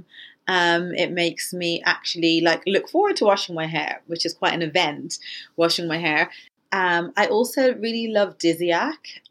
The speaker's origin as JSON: {"language": "English", "country": "Ireland", "tie": "born or raised there", "said": "when I was growing up in Ireland"}